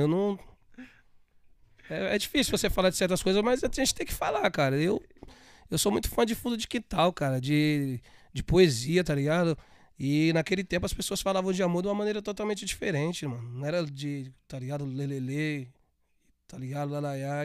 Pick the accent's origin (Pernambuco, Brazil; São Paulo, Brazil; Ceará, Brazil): São Paulo, Brazil; Sou paulista, nasci em São Miguel, paulista